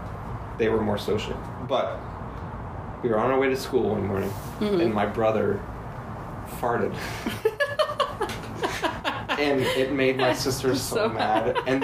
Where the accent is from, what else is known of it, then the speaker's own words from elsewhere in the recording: Indianapolis, Indiana, United States; Yes, Indianapolis.